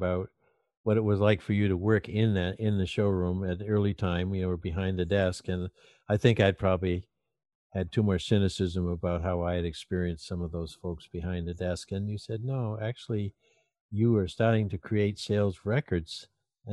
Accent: Portland, Maine, United States; the way I was raised in Maine as a kid

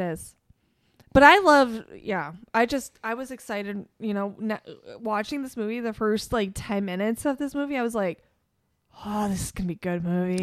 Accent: Chicago, Illinois, United States; growing up in Chicago

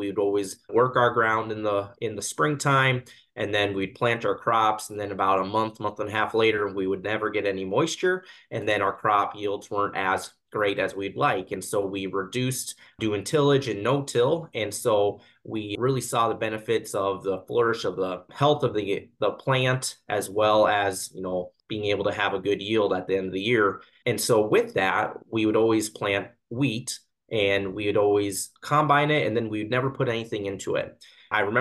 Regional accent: Kimball, South Dakota, United States; I grew up in Kimball, South Dakota, which is just an hour west of Mitchell, South Dakota

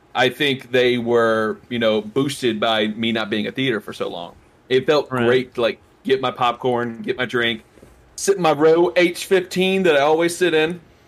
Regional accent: Louisiana, United States; Everyone knows I'm from Louisiana.

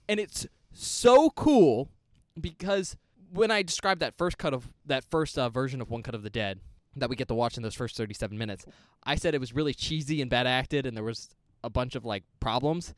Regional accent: United States; as an American

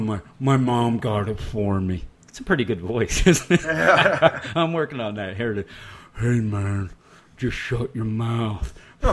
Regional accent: Philadelphia, Pennsylvania, United States; I'm from the Philadelphia area.

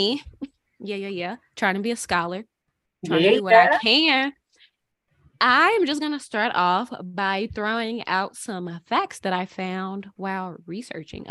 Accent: St. Louis, Missouri, United States; we are all from the Midwest, from St. Louis

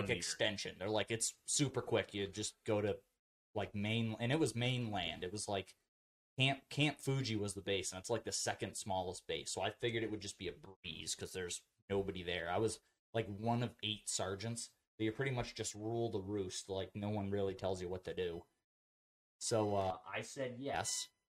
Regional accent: United States; also born or lived in Japan; being an American over there

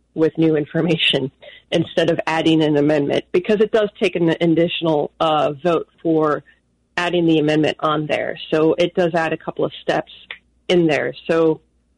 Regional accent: Florida, United States; I'm from Florida

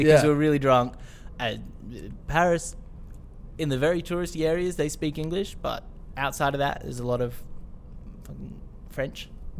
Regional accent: Australia

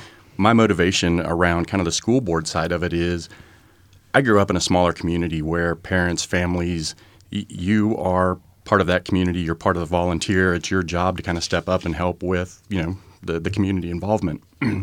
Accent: Tarkio, Missouri, United States; also born or lived in Red Oak, Iowa; So I grew up in Tarkio, Missouri.

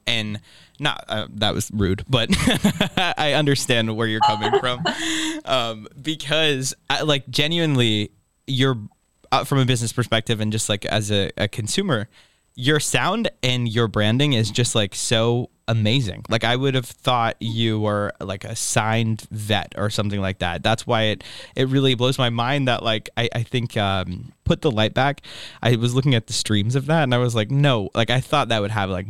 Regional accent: East Coast, United States; And we're from the East Coast. So we really like went a while without having that.

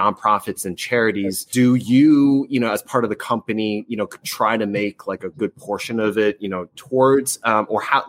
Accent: United States; having been born and raised in America

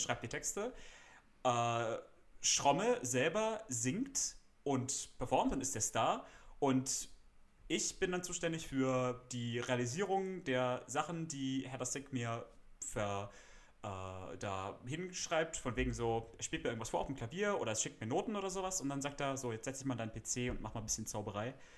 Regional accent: Freiburg, Baden-Württemberg, Germany; ich studiere Musik in meiner Heimatstadt Freiburg an der Musikhochschule

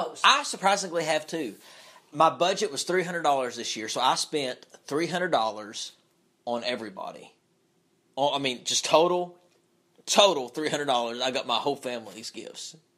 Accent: Knott County, Kentucky, United States; I'm from Knott County

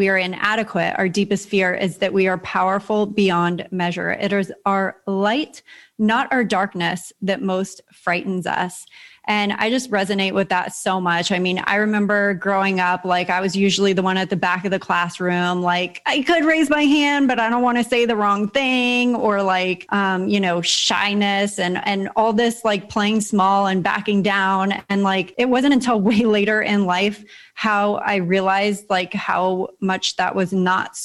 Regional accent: San Diego, California, United States; moved away as an adult; now in Puerto Rico; I grew up in San Diego, California. So I'm a beach girl

